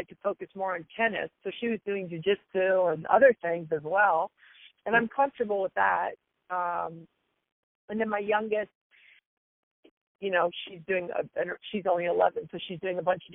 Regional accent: U.S. Virgin Islands; moved away; the lion's share of my youth, I grew up in the, yeah, in the Caribbean

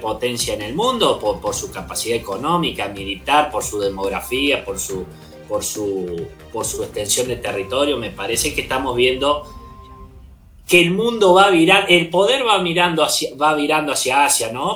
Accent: Zárate, Buenos Aires Province, Argentina; de Zárate, licenciado en Relaciones Internacionales

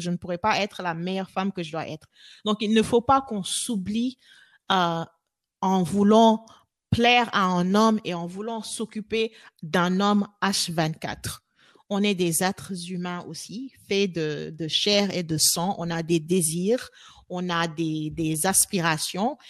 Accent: Senegal; moved away as an adult; now in Austin, United States; les femmes euh, sénégalaise, parce que bah, voilà, c'est là où j'ai grandi

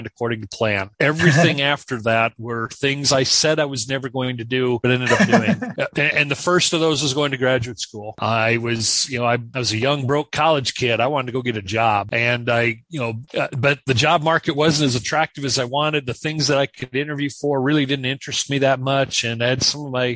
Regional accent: South Dakota, United States; also born or lived in Kansas; I am from South Dakota. We're recording this from my home office, which is no more than about 8 miles from where I grew up

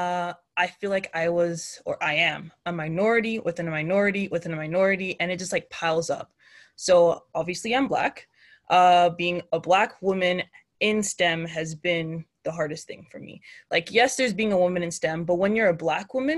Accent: Canada; being a Nigerian Canadian woman

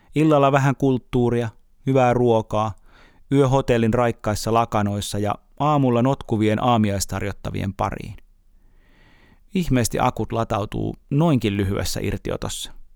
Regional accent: Uusimaa, Finland; olen uusmaalainen

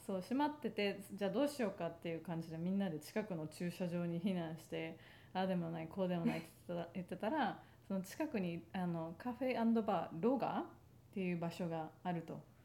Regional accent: Sendai, Miyagi, Japan; moved away; 私仙台出身

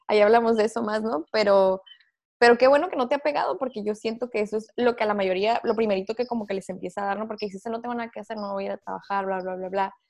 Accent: Tijuana, Baja California, Mexico; nosotros somos de Tijuana, acá es como que, ay, paseo de la escuela, ir a Disney

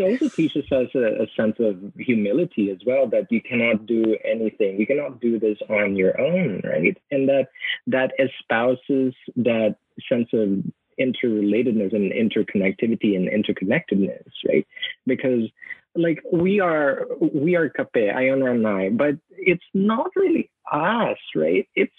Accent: Philippines; I think the meaning of being Filipino is not about yourself. It's about putting others first before you, right? And when you do that, you know, that, I think that's who we are as a people

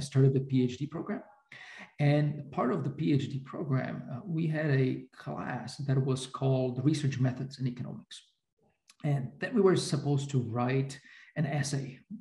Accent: Bratislava, Bratislava Region, Slovakia; I grew up in Slovakia under communism

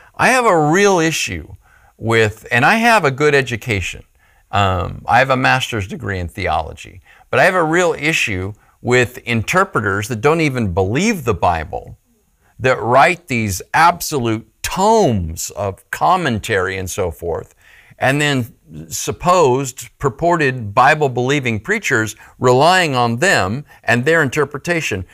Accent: Phoenix, Arizona, United States; I grew up in Phoenix, Arizona

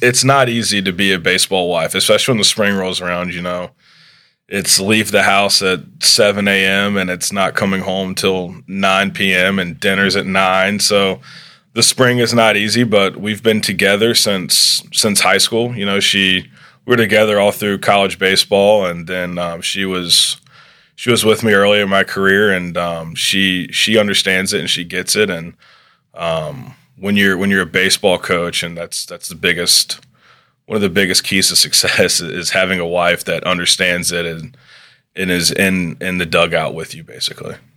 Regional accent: Charlotte, North Carolina, United States; growing up in the Charlotte area, baseball is a very strong tradition

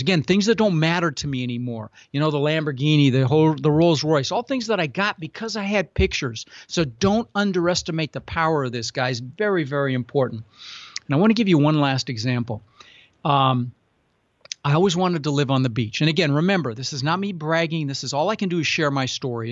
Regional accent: Denver, Colorado, United States; born or raised there; also born or lived in Netherlands

